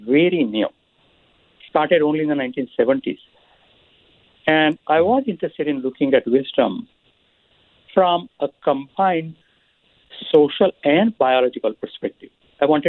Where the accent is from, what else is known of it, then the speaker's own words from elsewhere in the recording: India; moved away; So I grew up in India